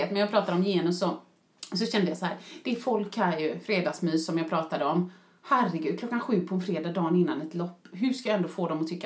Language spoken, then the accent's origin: Swedish; Sweden; Och du vet, vi är ändå svenskar, så jag såg väl vissa där.